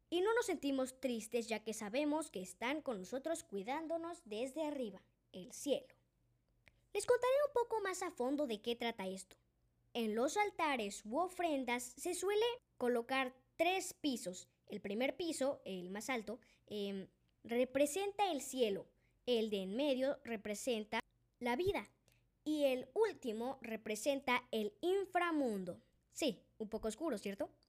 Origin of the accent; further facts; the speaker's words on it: Mexico; Yo vengo de México y lo conozco muy bien.